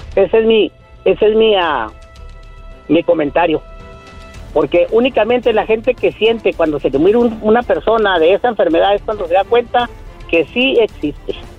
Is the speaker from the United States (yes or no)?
yes; El Paso, Texas, United States; soy de acá del Chuco, Texas